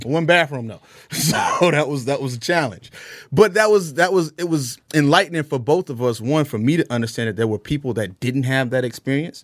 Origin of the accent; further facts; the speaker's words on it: Jacksonville, Florida, United States; now in Atlanta, United States; we grew up in inner city of Jacksonville, northwest side of Jacksonville